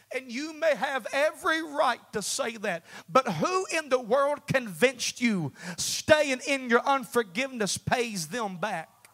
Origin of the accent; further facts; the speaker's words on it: United States; we're American